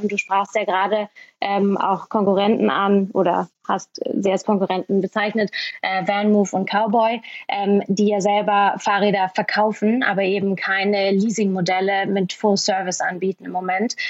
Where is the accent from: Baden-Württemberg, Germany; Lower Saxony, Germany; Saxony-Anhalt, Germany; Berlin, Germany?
Berlin, Germany; ich bin Berlinerin, ich kenne mich hier super gut aus